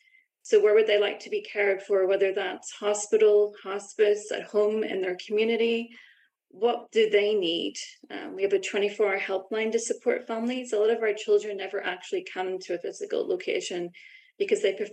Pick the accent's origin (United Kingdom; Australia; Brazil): United Kingdom; Belfast, Northern Ireland; moved away as an adult; also born or lived in London, United Kingdom; now in Vancouver, Canada; as you can probably tell from my accent, I'm from Belfast, Northern Ireland originally.